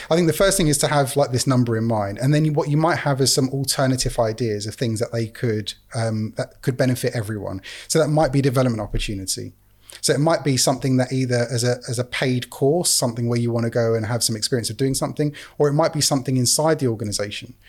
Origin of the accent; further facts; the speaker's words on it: England, United Kingdom; being an English guy in Canada